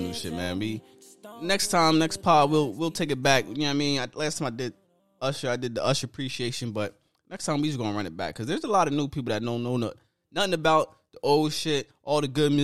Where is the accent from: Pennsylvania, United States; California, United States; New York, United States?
Pennsylvania, United States; I'm from Pennsylvania